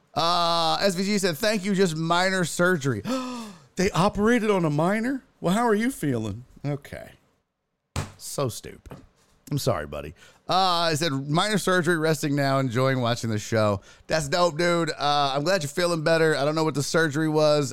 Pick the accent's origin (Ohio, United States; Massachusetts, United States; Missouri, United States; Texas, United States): Texas, United States; Houston; I'm from Houston